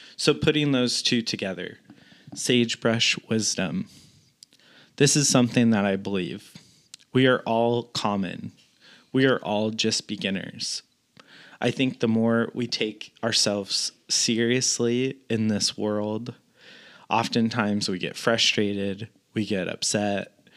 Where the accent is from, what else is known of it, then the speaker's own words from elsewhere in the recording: Northern California, United States; moved away as an adult; also born or lived in Washington; now in Southern California, United States; I grew up in Northern California